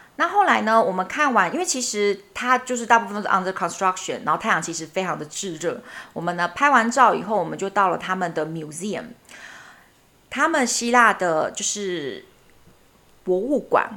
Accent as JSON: {"language": "Chinese", "country": "Taiwan", "said": "很像我们台湾人要拍鬼片的基本色调"}